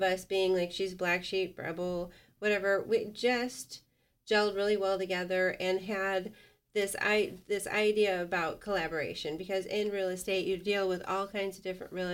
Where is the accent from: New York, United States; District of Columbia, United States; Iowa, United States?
Iowa, United States; Bettendorf; I'm from Bettendorf. I grew up in Bettendorf.